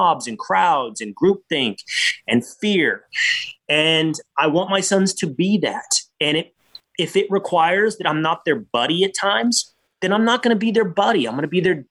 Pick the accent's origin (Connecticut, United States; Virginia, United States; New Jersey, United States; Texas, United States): Texas, United States; moved away as an adult; also born or lived in Montana; now in New York, United States; I grew up in Texas